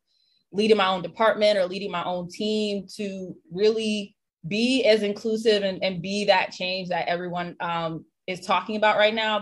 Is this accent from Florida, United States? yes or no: yes; St. Petersburg, Florida, United States; also born or lived in North Carolina; now in Los Angeles, United States; I'm born and raised in St. Petersburg, Florida.